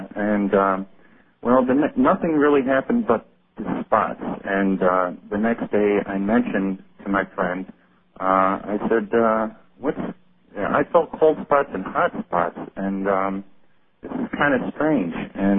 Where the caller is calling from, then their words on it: Syracuse, New York, United States; from Syracuse, New York.